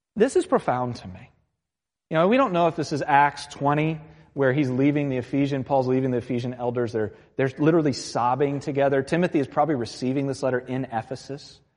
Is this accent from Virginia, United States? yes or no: yes; Virginia Beach, Virginia, United States; I'm from Virginia Beach